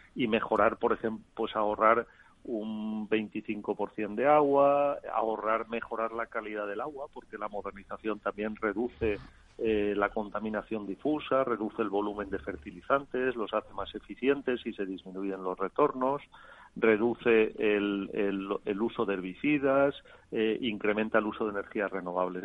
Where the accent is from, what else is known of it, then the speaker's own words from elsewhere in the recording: Spain; Es que España de, somos el país de Europa